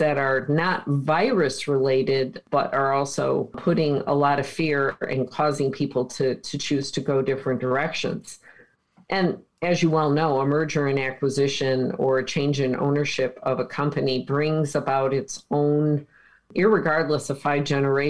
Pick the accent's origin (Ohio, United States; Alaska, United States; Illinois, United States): Illinois, United States; Naperville; I'm from Naperville, Illinois. Okay. So, Illinois, born and raised.